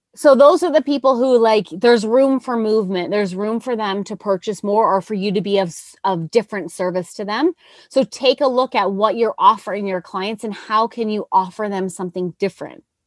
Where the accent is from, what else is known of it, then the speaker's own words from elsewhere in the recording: Nova Scotia, Canada; moved away; I'm from Nova Scotia